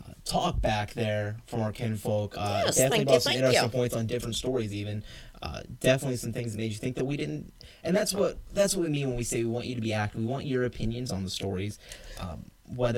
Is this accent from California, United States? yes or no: no; South Georgia, United States; also born or lived in Turkey; I grew up in South Georgia where they have, like, legit dirt roads still